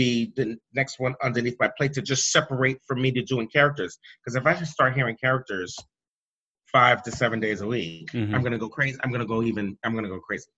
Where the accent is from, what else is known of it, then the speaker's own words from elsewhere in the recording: East Coast, United States; moved away; also born or lived in the South / the West; I was born and raised on the East Coast